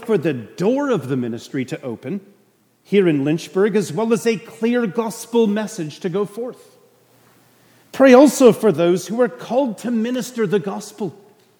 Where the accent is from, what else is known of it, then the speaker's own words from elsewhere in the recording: Canada; now in Suffolk, United States; I'm a Canadian.